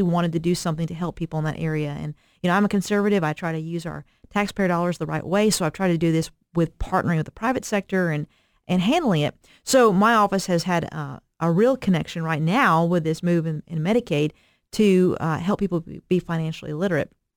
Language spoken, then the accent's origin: English; Eastern Kentucky, United States; I'm from Eastern Kentucky, so I'm from a, a rural Appalachian area